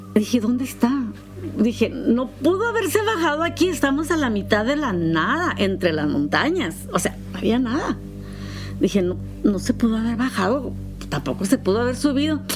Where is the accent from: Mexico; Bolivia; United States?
United States; soy americana